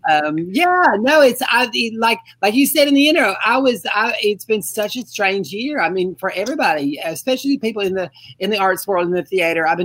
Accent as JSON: {"language": "English", "town": "Mobile", "region": "Alabama", "country": "United States", "said": "I'm from Mobile, Alabama. I'm just a country girl down here"}